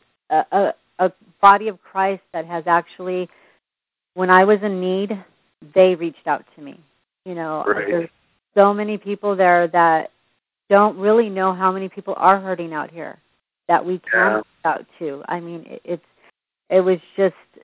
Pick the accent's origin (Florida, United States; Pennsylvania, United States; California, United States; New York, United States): California, United States; San Jose; also born or lived in Los Angeles; now in Fresno, United States; I'm originally from San Jose. Actually, I was born in Los Angeles, brought out to San Jose at the age of 5. I left San Jose about 8-9 years ago